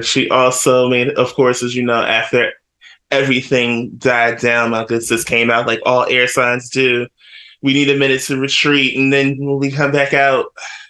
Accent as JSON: {"language": "English", "region": "North New Jersey", "country": "United States", "tie": "born or raised there", "said": "my hometown of North New Jersey."}